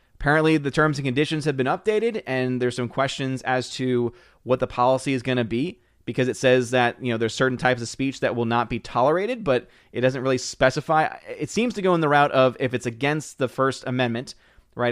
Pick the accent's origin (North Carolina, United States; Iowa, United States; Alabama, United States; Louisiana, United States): Louisiana, United States; New Orleans; also born or lived in Metairie; born and raised in New Orleans